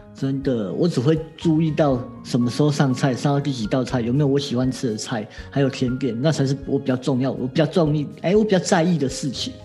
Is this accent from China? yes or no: no; Taiwan; 我们台湾人好像请客，通常都没有一次准时的哦